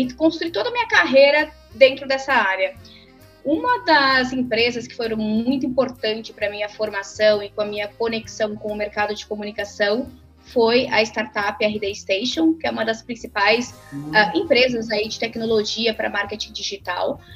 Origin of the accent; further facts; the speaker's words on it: Santa Catarina, Brazil; also born or lived in Rio Grande do Sul; now in São Paulo, Brazil; e nasci lá, cresci em Santa Catarina